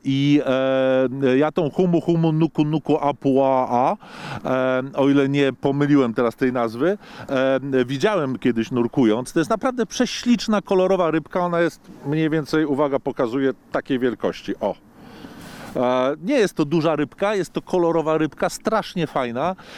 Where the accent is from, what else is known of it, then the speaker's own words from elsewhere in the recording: Poland; ja jestem z Polski, tej w Europie